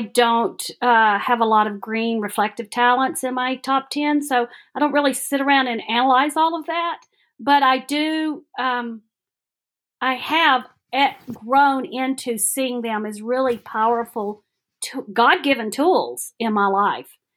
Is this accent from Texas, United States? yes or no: no; Alabama, United States; born or raised there; moved away as an adult; now in Johnson City, United States